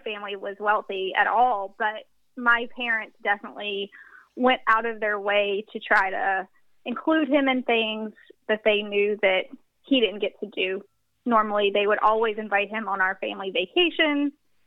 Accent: the South, United States; I'm from the South, so church is a big part of that culture

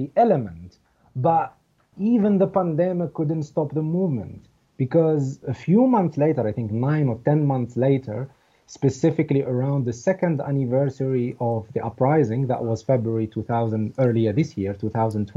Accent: Skikda, Skikda Province, Algeria; my hometown where my small family lives, Skikda, in the eastern part of the country

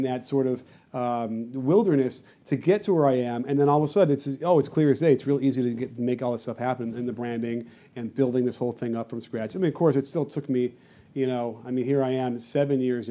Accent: Chicago, Illinois, United States; moved away; I grew up in Chicago

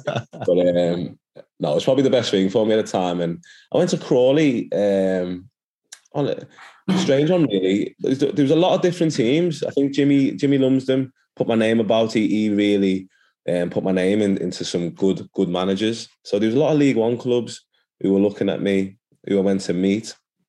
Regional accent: Nigeria; And I was lucky because for my background, being Nigerian, there was a lot of Nigerian influence at Everton at the time.

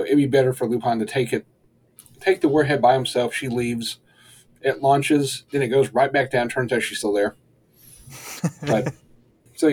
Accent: Kentucky, United States; first language English; I'm from Kentucky.

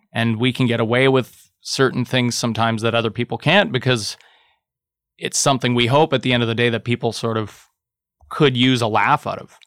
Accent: Thunder Bay, Ontario, Canada; I'm from Thunder Bay.

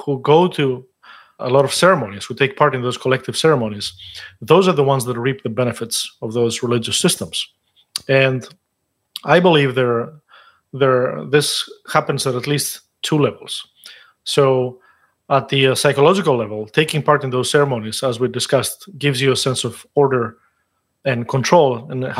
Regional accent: Greece; moved away; I grew up in Greece

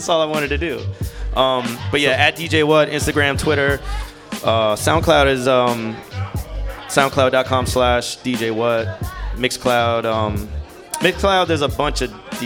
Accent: Long Island, New York, United States; moved away as an adult; also born or lived in Orlando, Florida / Miami, Florida; I was born in Long Island, New York. Moved to Orlando after high school

